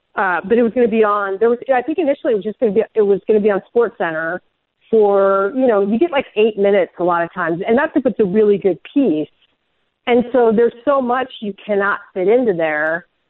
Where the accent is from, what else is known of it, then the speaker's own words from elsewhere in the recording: Nebraska, United States; I'm from Nebraska